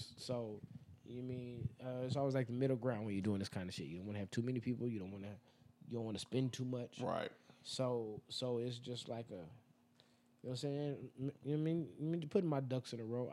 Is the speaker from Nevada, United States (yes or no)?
yes; Las Vegas, Nevada, United States; we are from Vegas